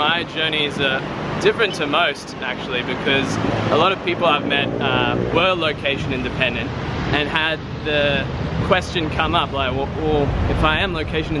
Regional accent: Brisbane, Queensland, Australia; Yeah, I'm from Brisbane, Australia.

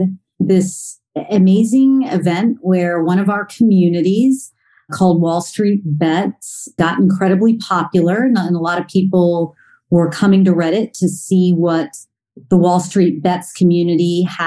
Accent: Plano, Texas, United States; also born or lived in Rochester, New York; I actually grew up in the suburbs of Dallas, Texas, in a suburb called Plano

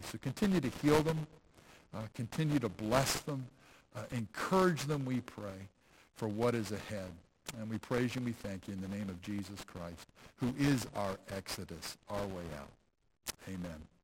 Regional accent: Pennsylvania, United States; I grew up in Pennsylvania

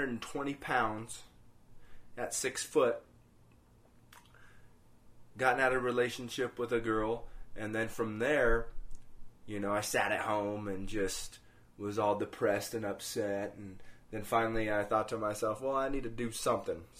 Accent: Greeley area, Denver metro area, Colorado, United States; now in Denver, United States; we actually always went to church until we moved away from the Greeley area up to the metro area of Denver. And then, of course, once we came up here

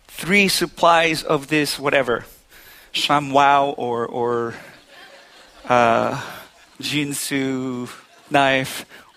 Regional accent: Philippines; now in New Hampshire, United States; I've never heard the word I'm all set until I came from the Philippines to New Hampshire.

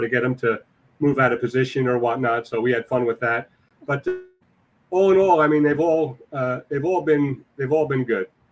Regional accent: New York City, New York, United States; I was born and raised in Whitestone.

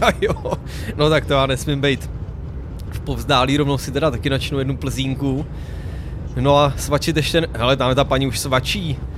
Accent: Czechia; jsme Češi

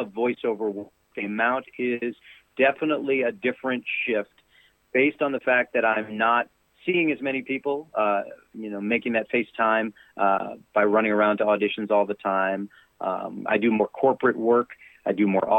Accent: New York City, New York, United States; moved away as an adult; now in Nashville, United States; I'm born and raised in New York City, and I love it. I'll always be a Brooklyn boy

